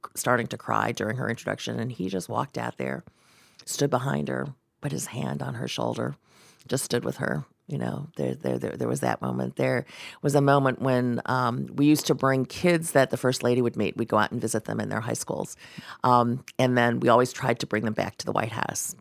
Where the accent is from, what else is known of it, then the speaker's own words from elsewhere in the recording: Ohio, United States; growing up in Ohio, not a lot of Chinese people in Ohio at the time